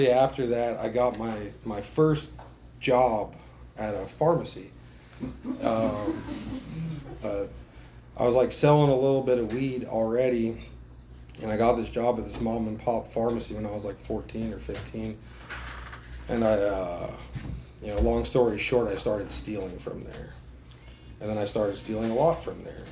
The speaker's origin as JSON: {"language": "English", "region": "New Jersey", "country": "United States", "tie": "born or raised there", "said": "I grew up in New Jersey"}